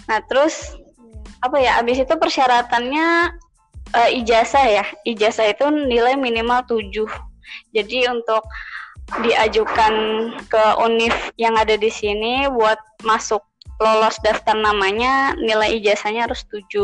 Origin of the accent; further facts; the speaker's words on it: Indonesia; bahkan uh, kita ini orang Indo uh, mereka tuh tahu banget orang Indonesia